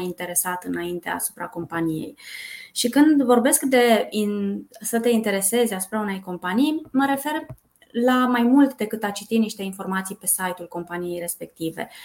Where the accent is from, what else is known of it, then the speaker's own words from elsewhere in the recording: Brașov, Brașov County, Romania; moved away as an adult; now in Bucharest, Romania; Eu sunt din Brașov, Uh, de fel. M-am mutat în București acum 19 ani